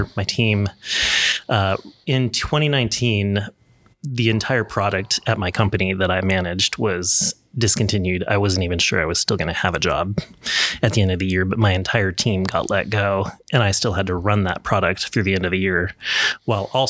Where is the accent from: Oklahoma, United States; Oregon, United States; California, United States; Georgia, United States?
Oregon, United States; Portland; I grew up in the Portland area